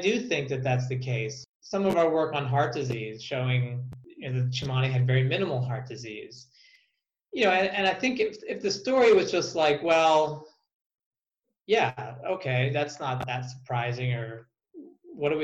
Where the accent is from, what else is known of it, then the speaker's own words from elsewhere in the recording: United States; as an American taxpayer